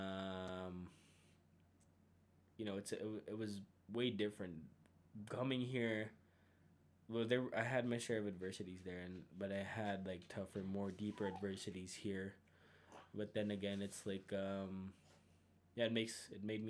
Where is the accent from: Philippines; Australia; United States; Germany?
Philippines; moved away as an adult; now in Calgary, Canada; 3 years here in Calgary, born and raised in the Philippines.